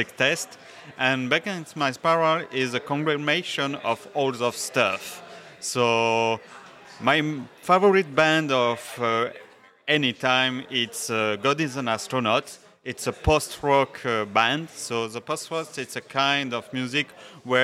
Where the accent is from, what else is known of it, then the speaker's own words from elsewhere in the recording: France; English is a second language; moved away as an adult; now in St. John's, Canada; I am a French from France